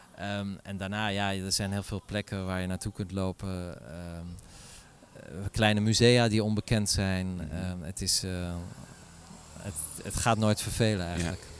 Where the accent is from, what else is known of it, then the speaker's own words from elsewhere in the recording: Middelburg, Zeeland, Netherlands; now in Paris, France; Ik kom uit Middelburg, dus dat is eigenlijk niet zo ver hier vandaan